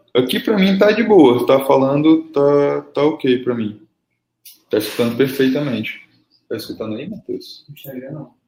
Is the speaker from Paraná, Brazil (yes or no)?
no; Fortaleza, Ceará, Brazil; aqui no Ceará, velho, como eu sou de Fortaleza